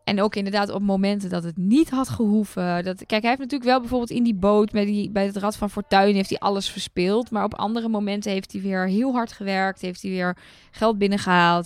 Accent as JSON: {"language": "Dutch", "country": "Netherlands", "said": "als Nederlander"}